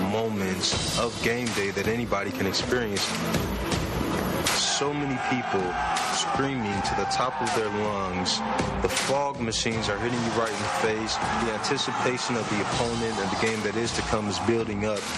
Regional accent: Detroit, Michigan, United States; As a kid growing up in Detroit

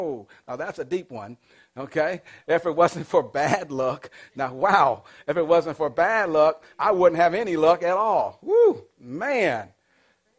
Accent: Massachusetts, United States; I grew up in the projects. You know, in the projects where I grew up, it wasn't like, okay, there's a whole other set of projects behind me. That where I grew up, that was it. And the only thing that was behind me was just what they call a canal. See, I'm from Massachusetts

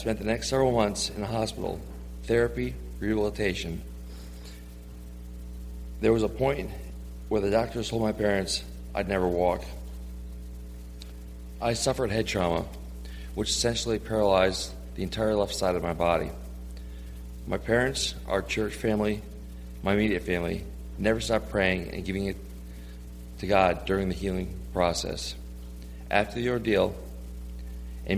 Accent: New York, United States; moved away as an adult; me being from New York

